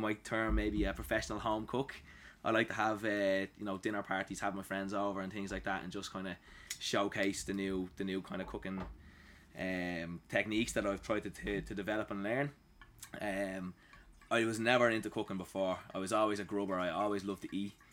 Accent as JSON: {"language": "English", "town": "Dublin", "region": "Leinster", "country": "Ireland", "tie": "born or raised there", "said": "I was born and raised in Dublin"}